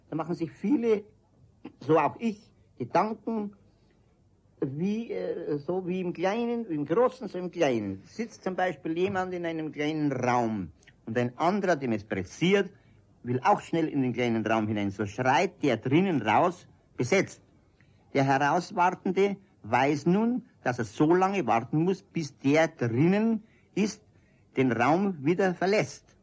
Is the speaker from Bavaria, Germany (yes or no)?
yes; Munich, Bavaria, Germany; born there; Nein, in der Sonnenstraße, im Postcheckamt.